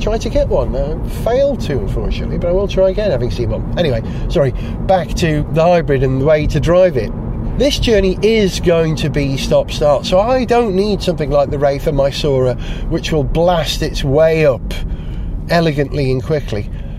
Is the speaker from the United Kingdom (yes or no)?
yes; Flintshire, North Wales, United Kingdom; moved away; Flintshire in North Wales, which is my county, literally down the road from where I was born and brought up in North Wales.